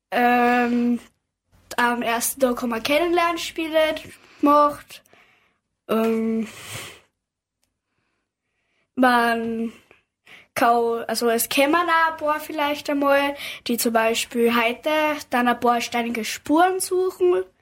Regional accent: Admont, Styria, Austria; wir sind ähm, aus Admont

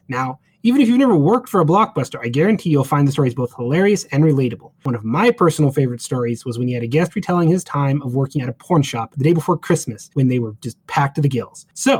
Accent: Riggins, Idaho, United States; moved away; so much of it could have happened in my hometown.

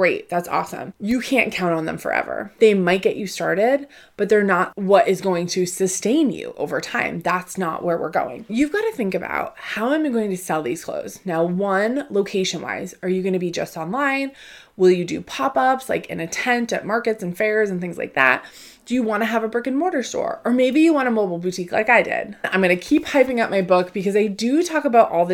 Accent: Northeast, United States; I grew up in the Northeast. I live outside of Boston

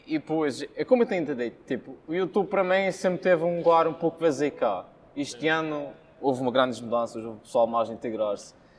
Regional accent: São Vicente, Madeira, Portugal; sou de São Vicente

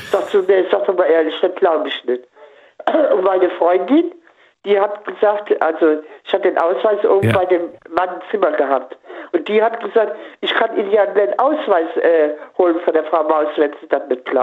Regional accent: Koblenz, Rhineland-Palatinate, Germany; Aus Koblenz-Lützel.

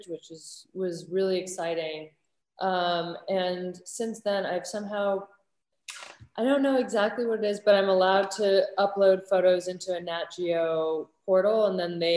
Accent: New York, United States; also born or lived in St Andrews, Scotland; I grew up in the East Village, in Manhattan

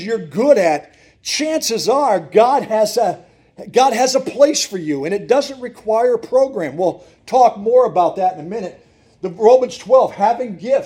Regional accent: Montrose, Pennsylvania, United States; I grew up in Montrose, Pennsylvania

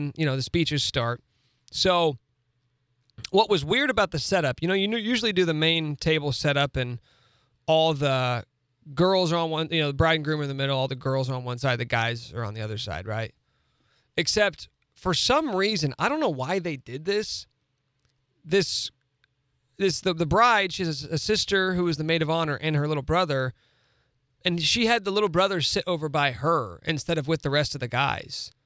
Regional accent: Topeka, Kansas, United States; Best friends from growing up in Topeka

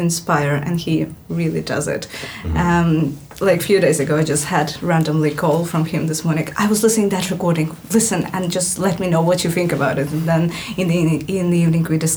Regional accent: Latvia; now in London, United Kingdom; I'm coming from Latvia, so in the history, I'm already third Latvian representative

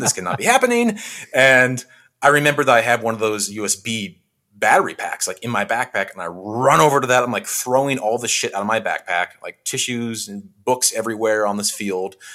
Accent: Western Washington, United States; moved away as an adult; also born or lived in Bellingham, Washington; now in Los Angeles, United States; where I grew up in Western Washington

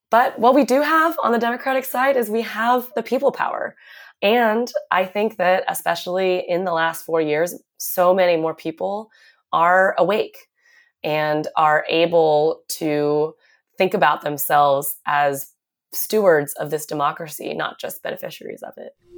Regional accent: Seattle, Washington, United States; moved away as an adult; also born or lived in New York City; I grew up in Seattle, where I went to public school, Garfield High School

